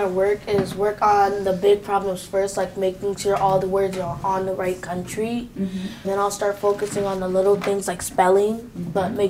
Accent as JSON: {"language": "English", "town": "Springfield", "country": "United States", "tie": "born or raised there", "said": "I was born in Springfield. I'm 12 years old"}